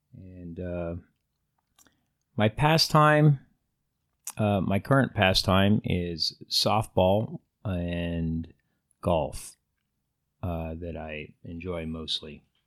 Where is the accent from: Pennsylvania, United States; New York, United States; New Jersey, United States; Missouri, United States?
Pennsylvania, United States; moved away as an adult; also born or lived in Indiana / Iowa / Nebraska; now in California, United States; I was born in Pennsylvania, uh, a little small hick town and, uh, population fifteen hundred people.